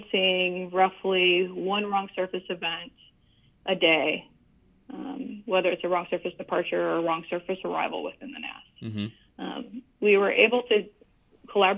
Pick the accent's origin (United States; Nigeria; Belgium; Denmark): United States; Northwestern Indiana; moved away as an adult; also born or lived in San Antonio, Texas; now in Dallas, United States; I'm originally from Northwestern Indiana